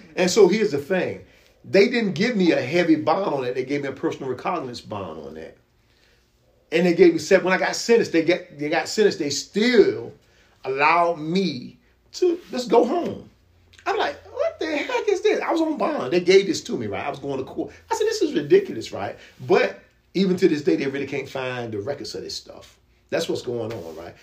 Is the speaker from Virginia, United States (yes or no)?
yes; Virginia Beach, Virginia, United States; also born or lived in Norfolk, Virginia; he moved us to a good area in Kempsville